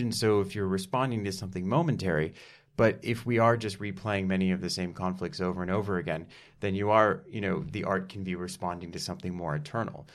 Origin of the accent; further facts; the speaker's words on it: Dallas, Texas, United States; I'm from Dallas, Texas